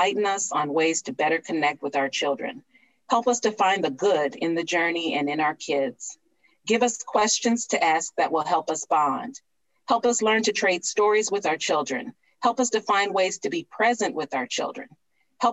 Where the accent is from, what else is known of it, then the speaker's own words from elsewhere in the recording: Cleveland, Ohio, United States; my hometown of Cleveland